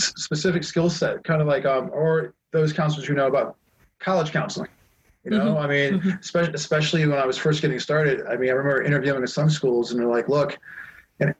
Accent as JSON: {"language": "English", "region": "East Coast", "country": "United States", "tie": "born or raised there", "moved": "as an adult", "lives_now": "Taiwan", "said": "I grew up on the East Coast"}